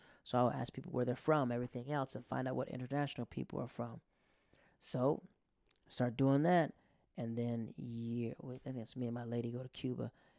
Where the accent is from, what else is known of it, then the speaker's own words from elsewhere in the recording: Netherlands; moved away; also born or lived in Japan; growing up in the Netherlands and growing up in Japan